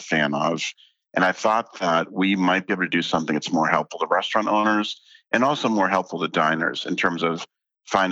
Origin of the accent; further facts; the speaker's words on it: Boston, Massachusetts, United States; I grew up in Boston.